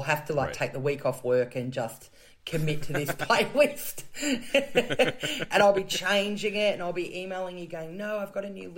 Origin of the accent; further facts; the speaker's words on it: Canberra, Australian Capital Territory, Australia; I grew up in Canberra in Australia, the nation's capital